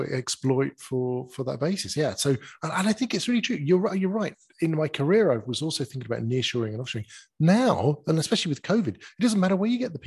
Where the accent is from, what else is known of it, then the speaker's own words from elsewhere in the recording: United Kingdom; as a Brit, you know, I've got very limited language skills